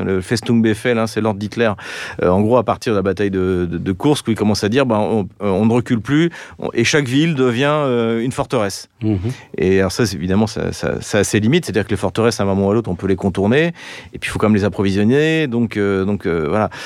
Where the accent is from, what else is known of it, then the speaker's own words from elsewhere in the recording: France; nous, en tant que Français